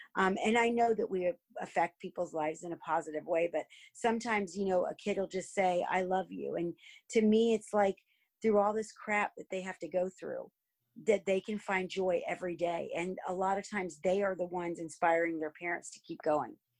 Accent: Miami, Florida, United States; also born or lived in New Jersey / Clermont; I've lived here, I think, since my mom moved to Miami when I was two

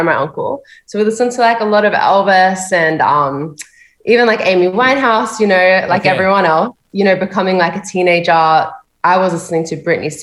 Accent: Sydney, New South Wales, Australia; I'm from Sydney, Australia. Born and raised in the big city? Born and raised.

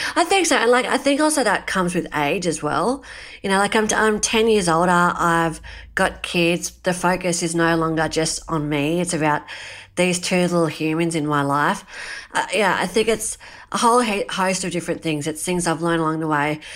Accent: Australia; growing up in Australia and living in this really awesome country of ours

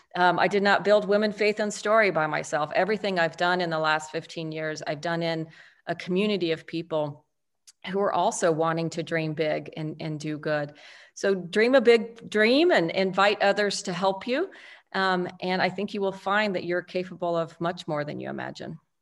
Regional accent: El Paso, Texas, United States; I was raised in El Paso, Texas, one of three daughters

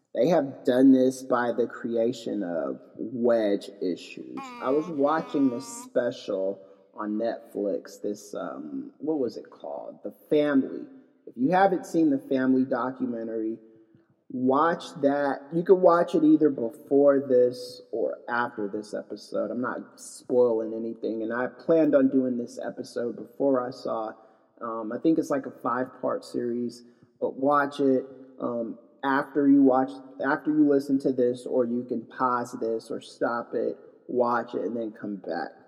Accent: Knoxville, Tennessee, United States; moved away as an adult; also born or lived in Los Angeles, California; now in Pasadena, United States; I went to high school in Knoxville. I went to middle school out there too. So in 1992 ish, after the Los Angeles riots, my family um, had had enough of LA and we moved to Knoxville, Tennessee

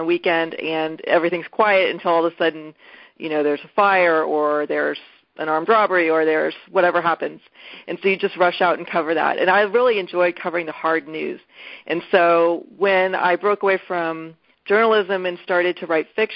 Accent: Houston, Texas, United States; now in Austin, United States; I grew up in Houston.

